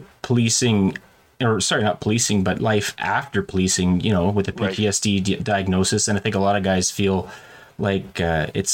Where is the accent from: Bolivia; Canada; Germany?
Canada; I'm a Canadian police officer